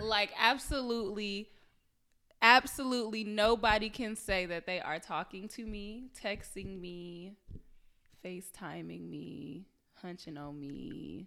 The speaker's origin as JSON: {"language": "English", "town": "Detroit", "region": "Michigan", "country": "United States", "said": "I'm from Detroit."}